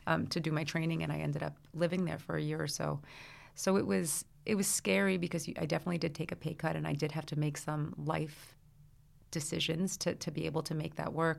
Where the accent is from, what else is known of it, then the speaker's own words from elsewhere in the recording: Brooklyn, New Jersey, United States; I grew up in the Brooklyn, New Jersey area. So I was born in Brooklyn. I went to school in New Jersey.